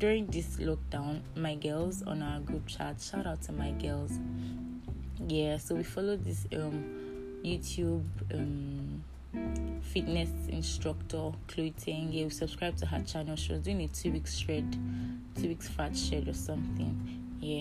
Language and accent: English; Edo, Nigeria; I'm from Edo State, yeah, and I belong to a family of four